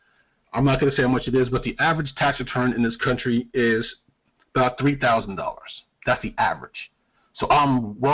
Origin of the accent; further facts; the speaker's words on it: New York, United States; now in North Carolina, United States; I'm from New York